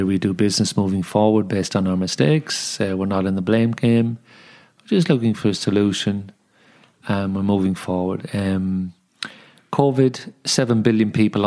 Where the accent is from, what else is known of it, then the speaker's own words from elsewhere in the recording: Dublin, Leinster, Ireland; also born or lived in London / Sydney; now in Wollongong, Australia; I was born in Dublin, 5 years in London, then came back to Ireland with an English accent into the Irish schooling system